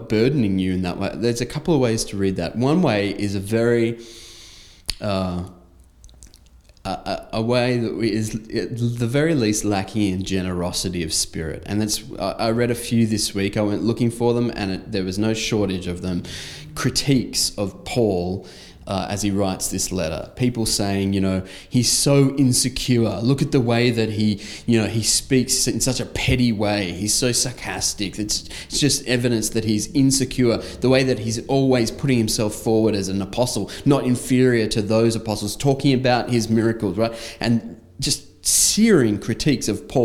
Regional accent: Australia; I had just left my home country for a foreign land

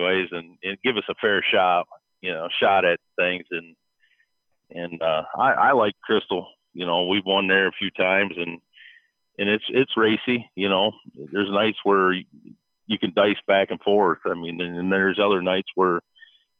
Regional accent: Michigan, United States; I grew up here in Michigan.

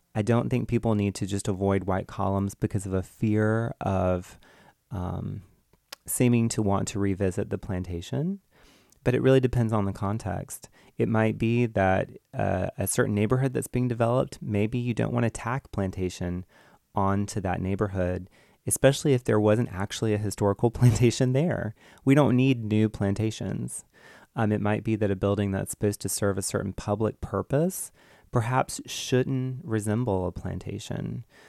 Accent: Georgia, United States; I grew up in Georgia

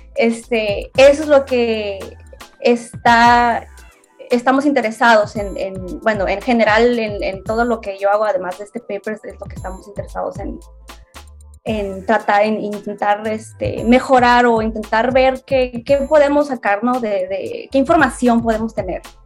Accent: Hermosillo, Sonora, Mexico; moved away as an adult; now in Tokyo, Japan; originaria de Hermosillo, Sonora

